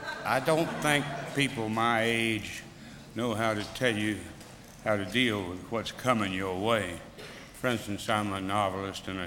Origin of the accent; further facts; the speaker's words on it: Mississippi, United States; I grew up in Mississippi